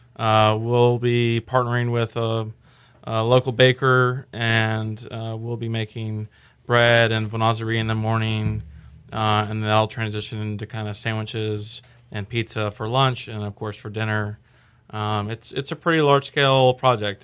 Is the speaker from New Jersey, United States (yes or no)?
no; Austin, Texas, United States; I'm born and raised in Austin.